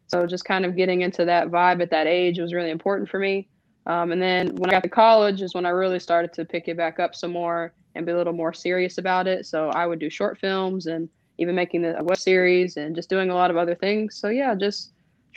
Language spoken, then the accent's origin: English; Chattanooga, Tennessee, United States; I'm from Chattanooga, Tennessee.